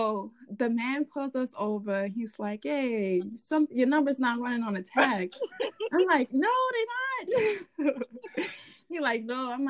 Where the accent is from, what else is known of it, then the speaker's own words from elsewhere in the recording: New Orleans, Louisiana, United States; we're from New Orleans